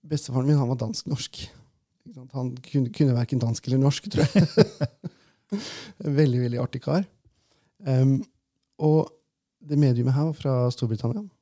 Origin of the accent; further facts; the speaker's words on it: Innlandet, Norway; accent: Valdres dialect; Eh, og for jeg er jo fra Valdres, ikke sant?